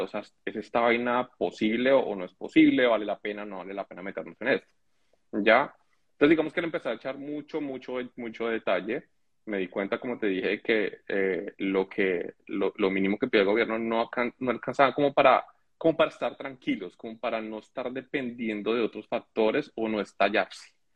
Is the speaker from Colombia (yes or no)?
yes; Colombia; moved away as an adult; now in Canada; yo soy colombiano, mis eh, mi y yo somos colombianos